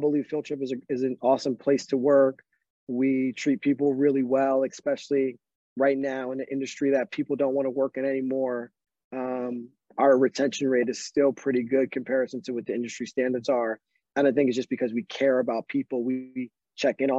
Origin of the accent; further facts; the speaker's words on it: Northeast Pennsylvania, United States; I grew up in Northeast Pennsylvania